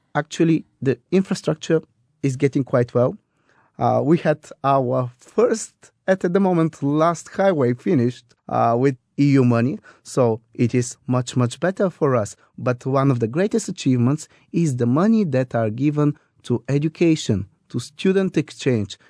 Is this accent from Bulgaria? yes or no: yes; Bulgaria; we are the Scottish on the Balkans.